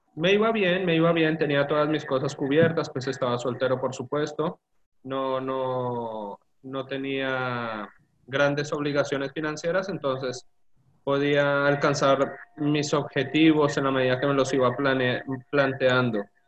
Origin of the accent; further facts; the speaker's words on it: Colombia; moved away as an adult; now in Argentina; nací en Colombia, ya la mayoría saben, y mm, estudié en la Universidad en, la facultad en Colombia nueve semestres